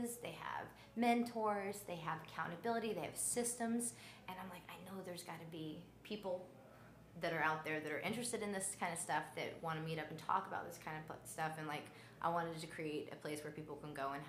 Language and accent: English; Atlanta, Georgia, United States; also born or lived in Roswell, Georgia; now in Marietta, United States; I'm so from Atlanta. I was born in Northside Hospital